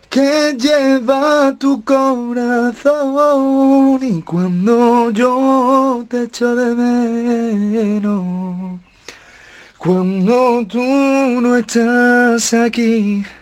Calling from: Fuengirola, Andalusia, Spain; Soy … de Fungirola.

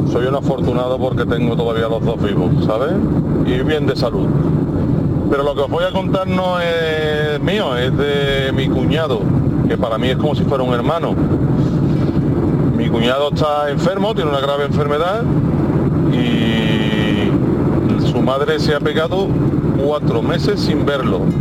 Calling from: Seville, Andalusia, Spain; de Sevilla.

